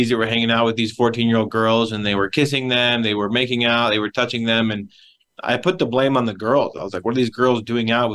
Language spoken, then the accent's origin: English; Wyoming, United States; I'm from Wyoming. That's where I grew up. I was born and raised in the Cowboy State